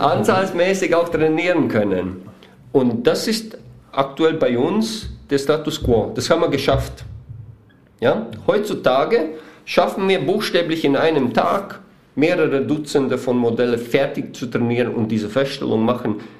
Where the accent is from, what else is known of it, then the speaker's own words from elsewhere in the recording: Weiden in der Oberpfalz, Bavaria, Germany; vielleicht die, die uns hören, wissen nicht, wo wir her sind. Wir sind aus Weiden in der Oberpfalz